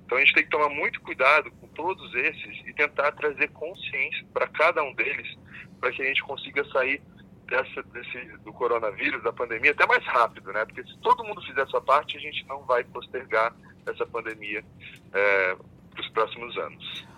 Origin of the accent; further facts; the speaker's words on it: Brazil; E eu sou brasileiro também